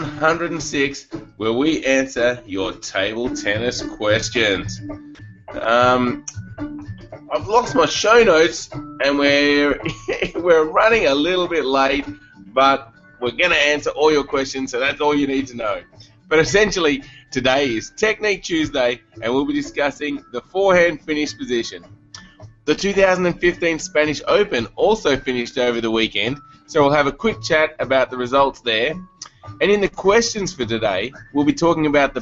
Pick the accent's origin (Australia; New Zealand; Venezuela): Australia; Canberra, Australian Capital Territory; moved away; I was from Canberra, it was quite a cold place